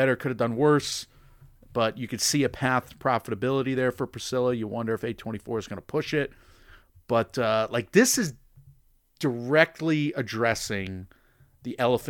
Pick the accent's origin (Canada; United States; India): United States; Connecticut; You're a UConn guy, obviously. We're from Connecticut.